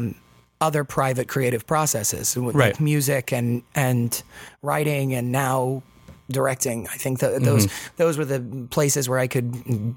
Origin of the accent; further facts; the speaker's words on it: Las Vegas, Nevada, United States; Las Vegas is my hometown